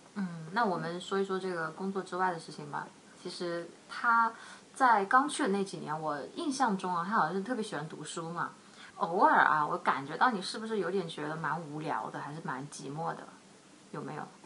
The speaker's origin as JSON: {"language": "Chinese", "town": "Yiyang", "region": "Hunan", "country": "China", "tie": "born or raised there", "also_born_or_lived": "Shanghai", "moved": "yes", "said": "我的老家是在湖南的这个益阳"}